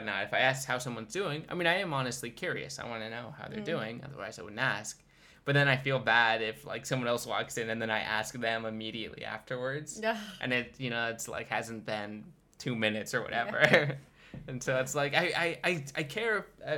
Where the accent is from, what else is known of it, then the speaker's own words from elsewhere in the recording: United States; moved away as an adult; now in Switzerland; as an American